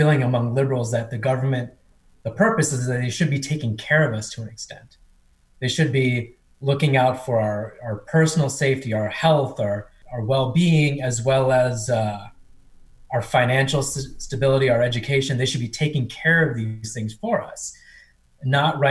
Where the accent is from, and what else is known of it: Cincinnati, Ohio, United States; born or raised there; also born or lived in India